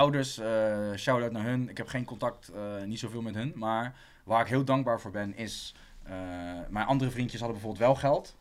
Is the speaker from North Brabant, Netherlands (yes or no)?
no; Rotterdam, South Holland, Netherlands; also born or lived in Amersfoort; Ik ben geboren en getogen in Rotterdam